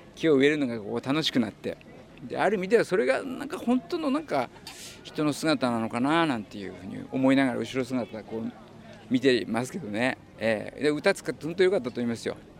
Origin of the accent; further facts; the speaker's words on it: Kitaibaraki, Ibaraki, Japan; moved away; 僕の田舎は北茨城市なんですけども